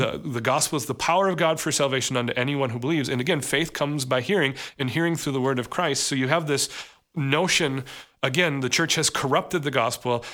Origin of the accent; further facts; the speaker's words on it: United States; we as an American society